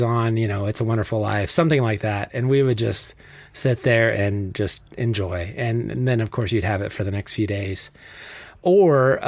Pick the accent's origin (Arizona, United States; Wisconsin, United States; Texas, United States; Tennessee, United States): Arizona, United States; Flagstaff; Growing up in Flagstaff, at least during my high school